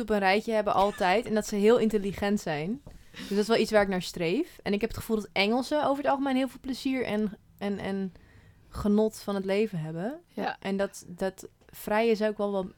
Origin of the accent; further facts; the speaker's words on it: Almere, Flevoland, Netherlands; now in Utrecht, Netherlands; ik kom uit Almere.